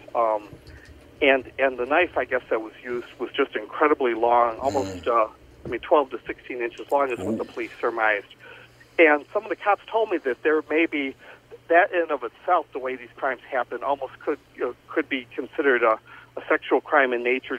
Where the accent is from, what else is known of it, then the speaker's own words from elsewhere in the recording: Joliet, Illinois, United States; about five or six houses up the street from where I grew up in Joliet